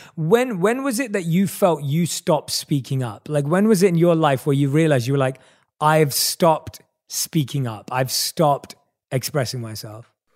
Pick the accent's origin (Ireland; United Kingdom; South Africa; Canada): United Kingdom; London; I was growing up in England, uh, in, in London.